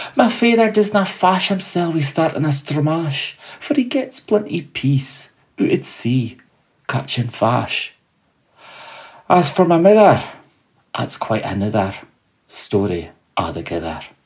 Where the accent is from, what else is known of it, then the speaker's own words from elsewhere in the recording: Fraserburgh, Scotland, United Kingdom; also born or lived in Peterhead; growing up in the Broch and Peterhead